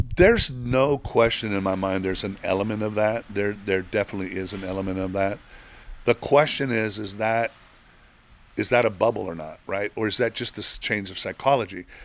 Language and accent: English; Mexico; moved away; I grew up in Mexico